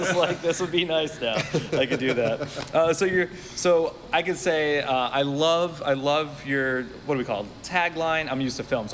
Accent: Miami, Florida, United States; And that's where I was born and raised. I'm so mean to my hometown.

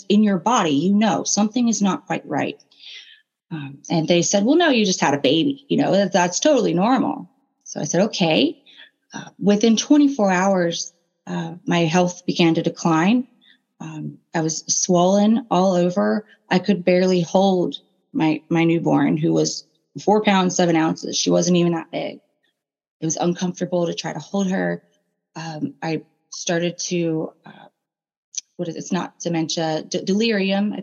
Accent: Raleigh, North Carolina, United States; Where my family is born and raised in the Raleigh, Durham, North Carolina area.

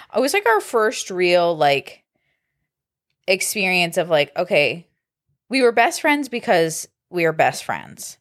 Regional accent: Kent, Ohio, United States; I grew up in Kent

